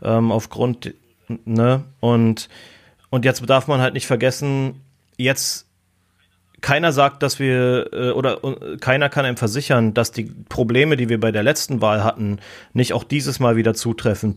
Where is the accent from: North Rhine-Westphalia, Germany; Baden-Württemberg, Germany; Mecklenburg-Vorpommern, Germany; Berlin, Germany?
Berlin, Germany; moved away as an adult; now in United States; ich bin in Berlin geboren